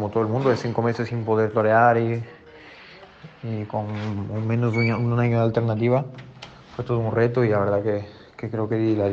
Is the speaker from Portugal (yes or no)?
yes; Portugal; Spanish is a second language; also born or lived in Extremadura; fue vivida en Extremadura, en la cual me siento también una extremo de adopción, pero claramente soy portugués y, lo llevo con orgullo e intento dar la cara y defender mi país siempre.